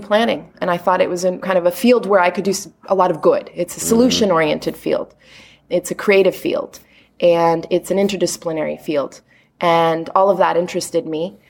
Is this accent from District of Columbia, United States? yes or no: yes; Washington, District of Columbia, United States; moved away as an adult; now in Rio de Janeiro, Brazil; I was originally from here, but I grew up in D.C.